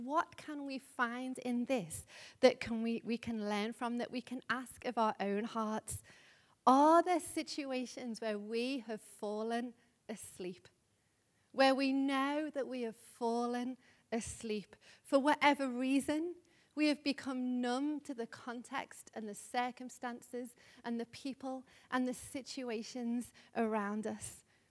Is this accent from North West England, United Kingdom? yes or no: yes; Liverpool, North West England, United Kingdom; you may know I'm from Liverpool, if you haven't been already able to tell. But a number of years ago when I was living in Liverpool